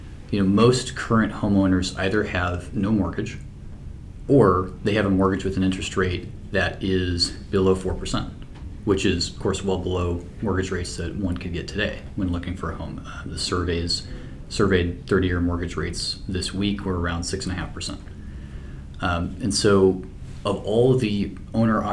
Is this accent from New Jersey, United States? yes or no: no; St. Louis, Missouri, United States; also born or lived in New York / Canada; I was in St. Louis, which is my hometown